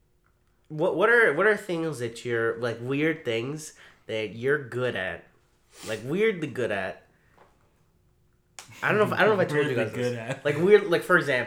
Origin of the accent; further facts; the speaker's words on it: the South, United States; we're from the South